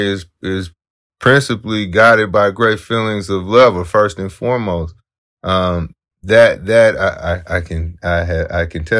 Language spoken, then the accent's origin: English; San Francisco, California, United States; I was raised in the Western Addition Cultural Center. Well, now they call it the African American Arts and Culture Complex in the Fillmore